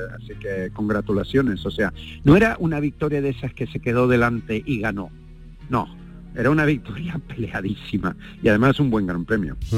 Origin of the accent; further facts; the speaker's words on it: Spain; somos españoles